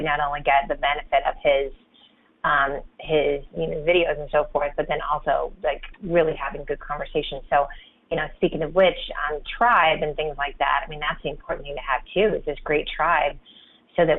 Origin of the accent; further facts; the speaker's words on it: Champaign, Illinois, United States; moved away as an adult; now in Denver, United States; my hometown of Champaign, Illinois